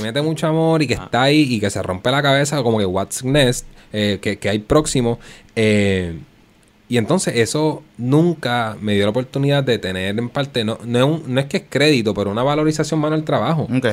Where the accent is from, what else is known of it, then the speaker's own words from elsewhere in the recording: Puerto Rico; first language Spanish; yo soy puertorriqueño y el español es nuestro idioma